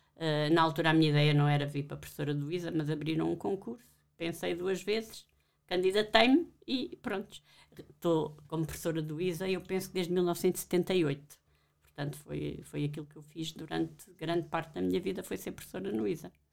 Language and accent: Portuguese; Alentejo, Portugal; moved away; Eu não sou de Lisboa, sou do Alentejo